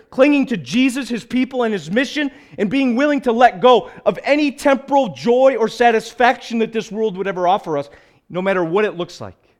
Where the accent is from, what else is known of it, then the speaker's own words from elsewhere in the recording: United States; we as evangelical American Christians